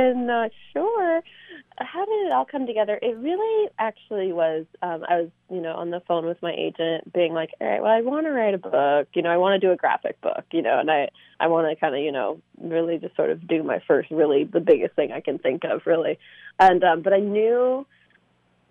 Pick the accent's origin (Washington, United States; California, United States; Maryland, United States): California, United States; Sonoma; moved away as an adult; also born or lived in New York; I grew up in Northern California in Sonoma